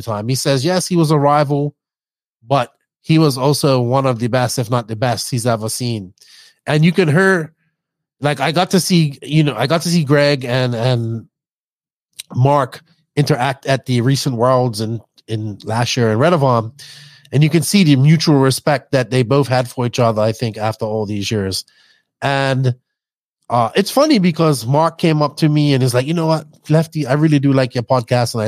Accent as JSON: {"language": "English", "country": "Bermuda", "accent": "Bermudian", "said": "I tried to hide my accent a lot, because my Bermudian accent, sometimes I talk too fast. Even now, I'm not talking in my full Bermudian accent"}